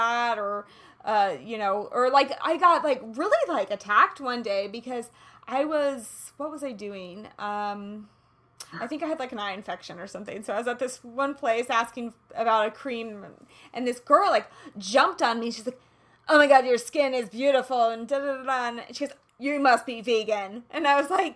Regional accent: Kansas City, Kansas, United States; I'm from Kansas

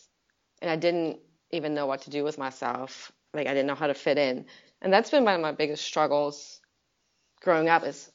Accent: Germany; moved away; I'm from Germany, so the culture about alcohol is very different over there

